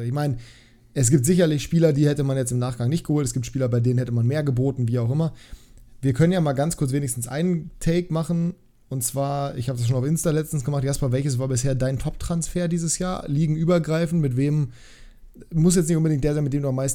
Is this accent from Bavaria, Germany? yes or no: no; Bremen, Germany; das als Bremer, Junge, ekelhaft.